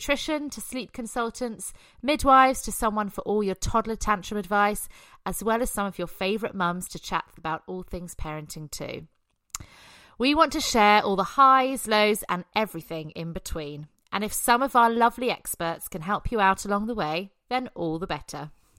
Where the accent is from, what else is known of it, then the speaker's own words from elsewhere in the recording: England, United Kingdom; And I know, and I'm English, and every British person I know drinks tea.